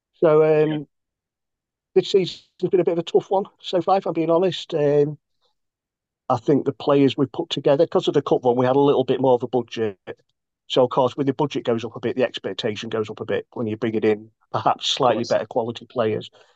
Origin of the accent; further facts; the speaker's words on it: Grimsby, Yorkshire and the Humber, United Kingdom; spent my whole life within or around the town